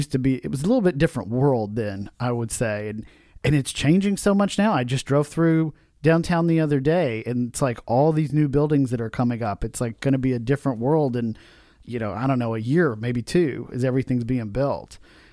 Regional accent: Nashville, Tennessee, United States; I'm a local Nashvillian

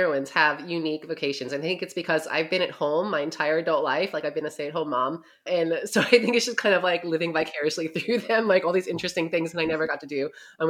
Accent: New York, United States; now in Ohio, United States; And I live in Southern Ohio, but I am from New York. So when people say, where are you from? I say New York because you can't take it out of me.

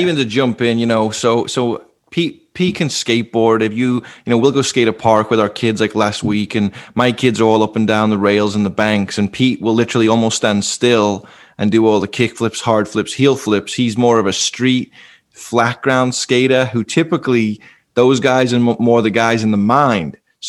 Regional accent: England, United Kingdom; now in United States; I grew up in England where the Bible was just some historic book, where there was many religions

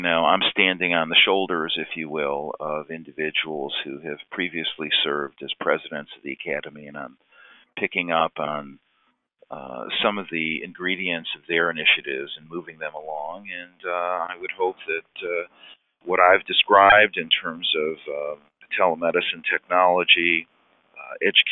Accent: Detroit, Michigan, United States; now in Cleveland, United States; the best concert I ever saw was growing up in Detroit at Cobo Hall

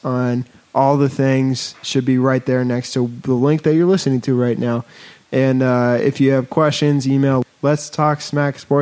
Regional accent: Chicago, Illinois, United States; I'm from Chicago

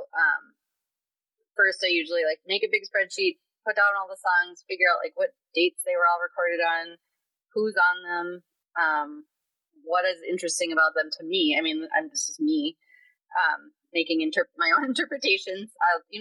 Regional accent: Minneapolis, Minnesota, United States; growing up in North Minneapolis as a young black kid with all these other talented young

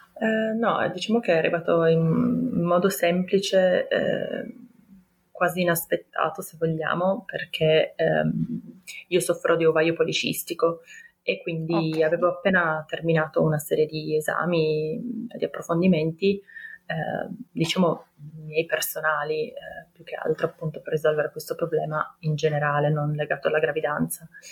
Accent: Turin, Piedmont, Italy; ho 33 anni, ehm, sono di Torino

